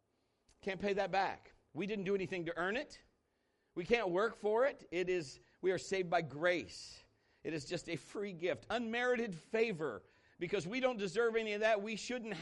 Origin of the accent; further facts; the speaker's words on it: Marion, Ohio, United States; moved away as an adult; I was born and raised here in Marion, Ohio. I went to high school here in Marion, Ohio